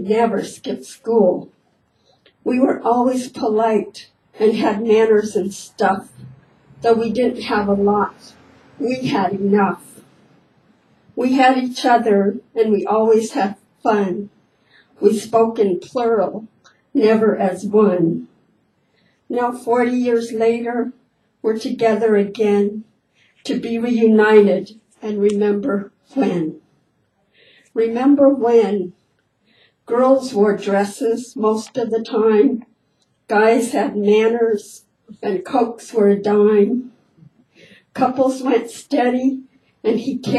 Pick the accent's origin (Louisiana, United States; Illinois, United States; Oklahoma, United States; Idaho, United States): Idaho, United States; I have an identical twin sister. We grew up in Idaho